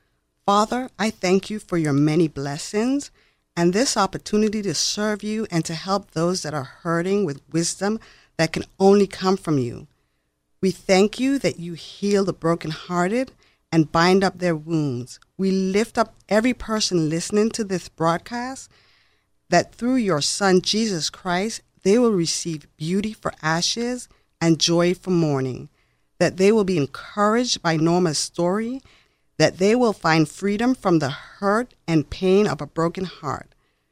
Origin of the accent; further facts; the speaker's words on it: U.S. Virgin Islands; I am originally from the Virgin Islands.